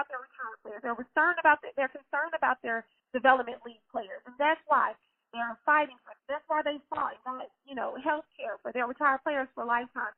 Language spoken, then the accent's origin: English; Ruston, Louisiana, United States; I'm from Ruston, Louisiana